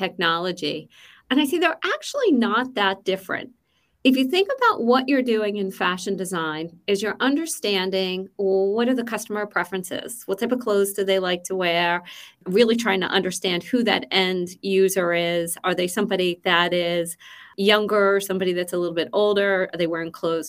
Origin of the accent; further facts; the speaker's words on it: Philadelphia, Pennsylvania, United States; moved away as an adult; also born or lived in Boston; now in Seattle, United States; So I am originally from the East Coast, from Philadelphia, born and raised.